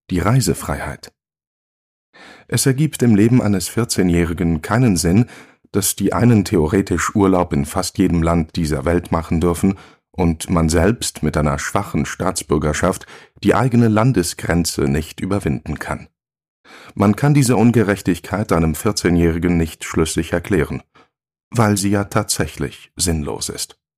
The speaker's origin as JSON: {"language": "German", "country": "Morocco", "tie": "born or raised there", "said": "Doch während meiner Jugend in Marokko konnte ich aus der Nähe beobachten, dass nicht alle Menschen das Privileg haben, diese schönste Jahreszeit zu genießen"}